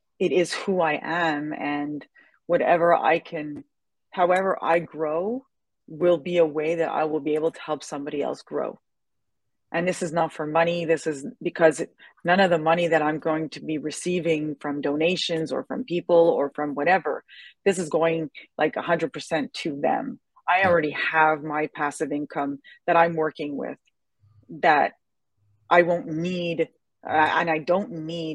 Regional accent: Quebec, Canada; I'm from Canada

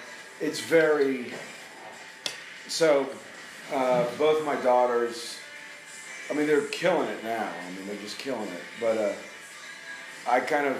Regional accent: Miami, Florida, United States; we grew up in Miami

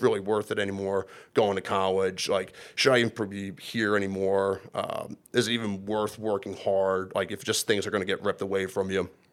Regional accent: Churchville, Pennsylvania, United States; I'm from Lower Bucks County, Churchville, Pennsylvania

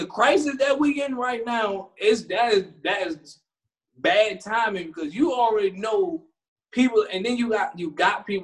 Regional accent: Maryland, United States; we're from Maryland

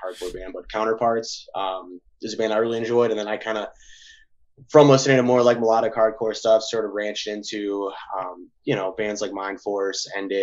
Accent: Cleveland, Ohio, United States; I'm from the Cleveland area, different parts. I live in Cleveland now, kind of on the outskirts

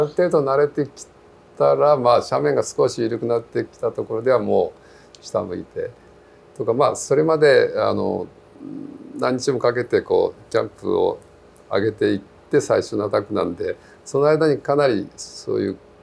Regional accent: Kumamoto, Japan; now in Fukuoka, Japan; 生まれは熊本なんですけど、ね、はいはい、福岡に来て、はい、市役所の山岳部に入って

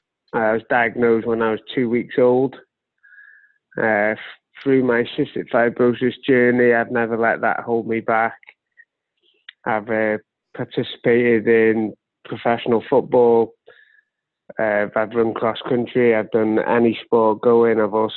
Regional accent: Wales, United Kingdom; now in Wrexham, United Kingdom; I am Welsh.

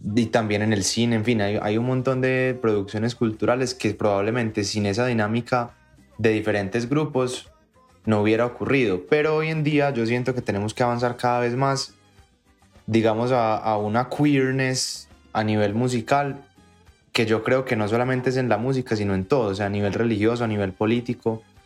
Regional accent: Colombia; lo que nos identifica como colombianos en la música y en todo es nuestra historia

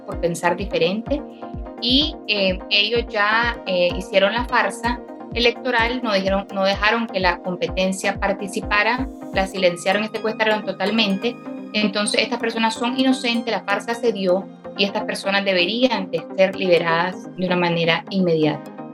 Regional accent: Nicaragua; como nicaragüenses merecemos vivir en un país en libertad

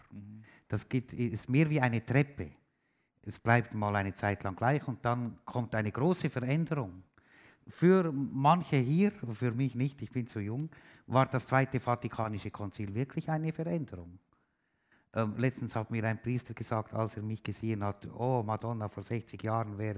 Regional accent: Switzerland; ich bin Schweizer, ich habe es letztens schon am Radio gesagt, ich bin Schweizer

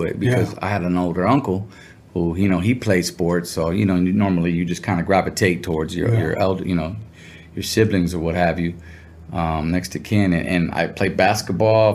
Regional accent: Santa Ana, California, United States; also born or lived in Riverside, Inland Empire, California; I grew up in Orange County, Santana, up until my sophomore year

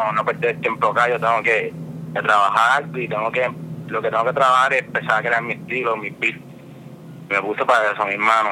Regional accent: Arecibo, Puerto Rico; somos de Arecibo, la ciudad de Arecibo

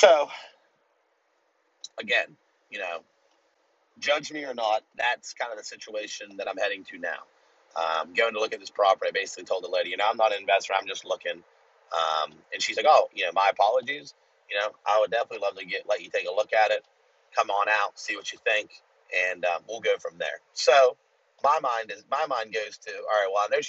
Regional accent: United States; I'm American

